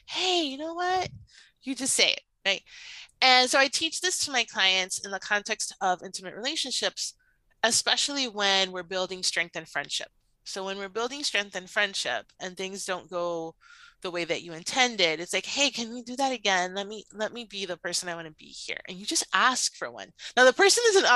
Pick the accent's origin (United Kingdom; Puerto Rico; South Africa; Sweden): Puerto Rico; I'm Cuban American. I was born in Puerto Rico.